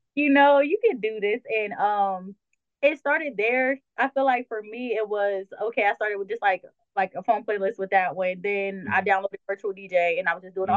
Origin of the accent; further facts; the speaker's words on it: Delaware, United States; I'm from Delaware, so mine was Power 99